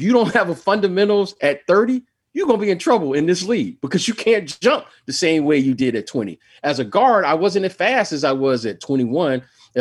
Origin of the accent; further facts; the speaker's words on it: Detroit, Michigan, United States; moved away as an adult; I grew up really, I grew up in the city of Detroit.